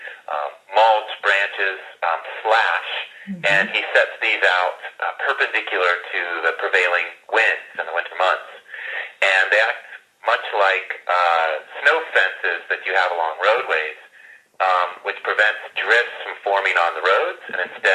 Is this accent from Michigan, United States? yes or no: no; Tucson, Arizona, United States; I grew up in Tucson, Arizona